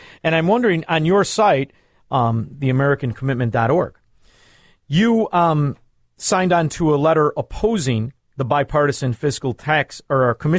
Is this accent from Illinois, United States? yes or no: yes; Chicago, Illinois, United States; I'm a Chicagoan